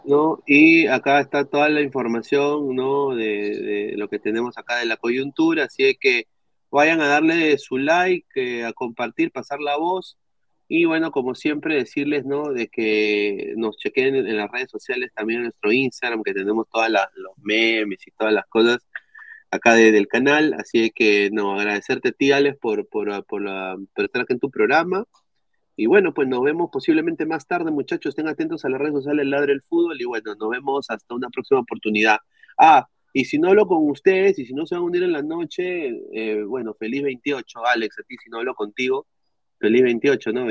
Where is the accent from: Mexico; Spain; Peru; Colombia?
Peru; como peruanos